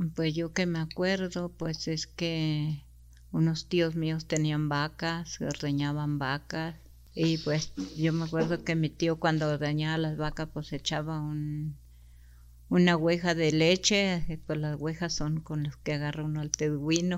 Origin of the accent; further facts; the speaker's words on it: Naqueachi, Chihuahua, Mexico; first language Rarámuri; Spanish is a second language; yo nací en un rancho que se llama Naqueachi el 29 de abril de 1960